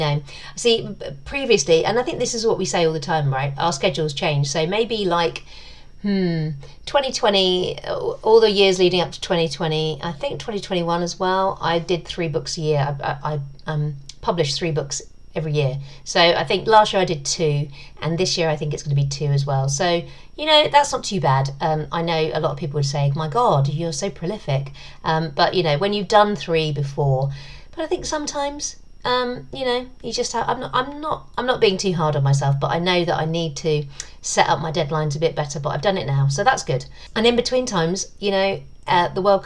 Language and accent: English; England, United Kingdom; I am English, but half English, half Irish.